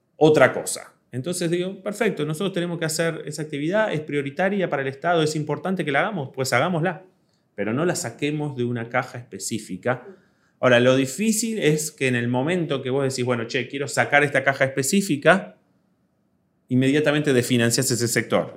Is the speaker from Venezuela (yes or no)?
no; Argentina